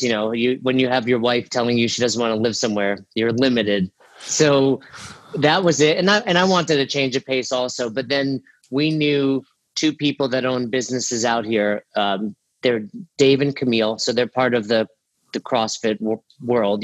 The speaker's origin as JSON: {"language": "English", "region": "New York", "country": "United States", "tie": "born or raised there", "also_born_or_lived": "Florida", "moved": "as an adult", "lives_now": "Boulder, United States", "said": "I grew up in New York"}